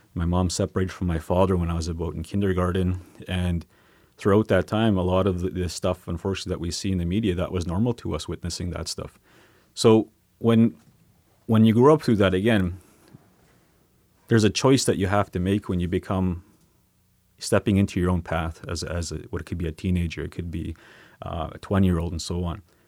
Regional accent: Sweetgrass First Nation, Saskatchewan, Canada; now in Saskatoon, Canada; I'm from Sweetgrass First Nation. I, um, currently live in Saskatoon

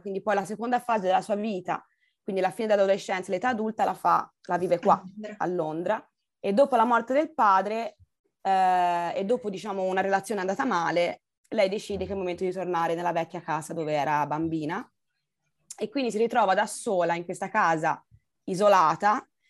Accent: Pisan hills, Tuscany, Italy; moved away; also born or lived in Austria; sono nata lassù in Austria, ma sono cresciuta in Toscana, nelle colline pisane

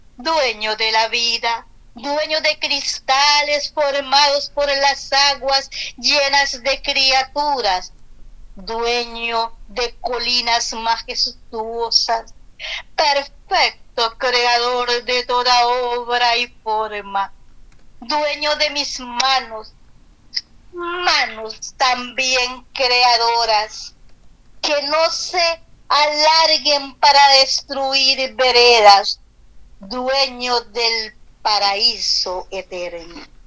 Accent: Esparza, Puntarenas, Costa Rica; Soy de Esparza, nací en Esparza, Puntarenas, país de Costa Rica

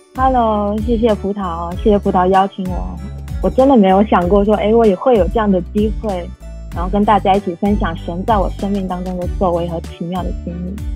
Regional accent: a small island in southern China, China; moved away; 我出生在一个，呃，中国南方的一个小海岛上面，然后这是一个很传统的家庭

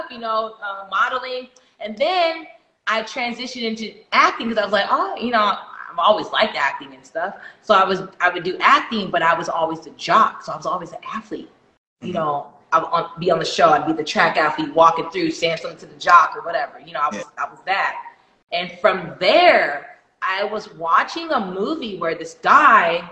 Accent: Jamaica; I'm Jamaican.

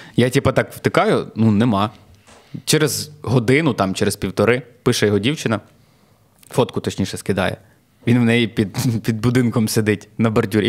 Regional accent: Klevan, Rivne Oblast, Ukraine; now in Lviv, Ukraine; я з Клевані, я там народився

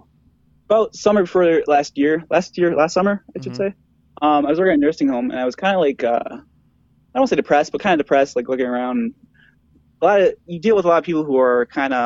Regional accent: Wilkes-Barre, Pennsylvania, United States; also born or lived in Chicago, Illinois; I'm from Wilkes-Barre, Pennsylvania. I was born here.

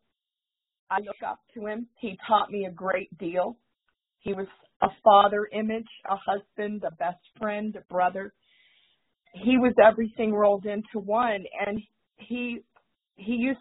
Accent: St. Petersburg, Florida, United States; I was born and raised in St. Petersburg, Florida

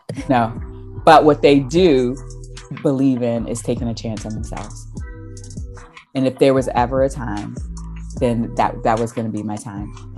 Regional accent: South Carolina, United States; I'm from South Carolina

